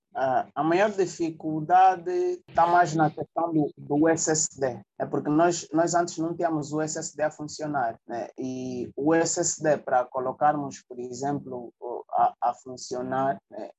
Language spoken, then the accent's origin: Portuguese; Luanda, Luanda Province, Angola; nasceu e cresceu aqui no Cazenga. Né? A minha mãe é zungueira e o meu pai é carpinteiro. Tu já deves imaginar né? um rapaz a crescer no Cazenga